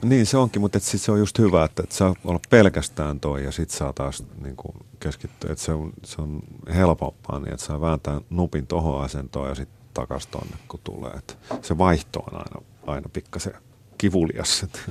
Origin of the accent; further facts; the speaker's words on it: Helsinki, Uusimaa, Finland; moved away as an adult; now in Stockholm, Sweden; mä olen helsinkiläinen ja mä, mä viihdyn siinä